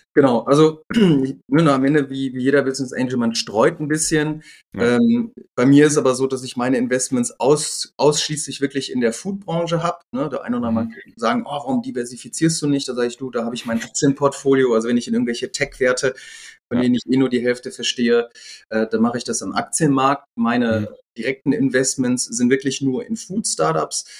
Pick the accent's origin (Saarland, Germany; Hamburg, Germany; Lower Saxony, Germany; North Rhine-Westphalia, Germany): North Rhine-Westphalia, Germany; Düsseldorf; born or raised there; also born or lived in Gelsenkirchen, Germany; now in Rosenheim, Germany